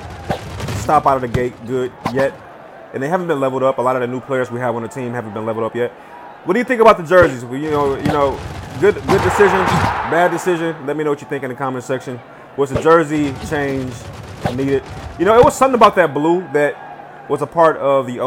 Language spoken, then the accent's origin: English; Detroit, Michigan, United States; I'm from Detroit